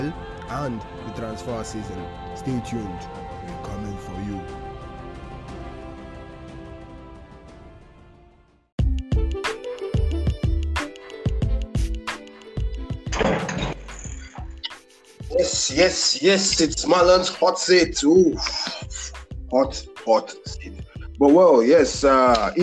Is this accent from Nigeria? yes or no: yes; Nigeria; As a Nigerian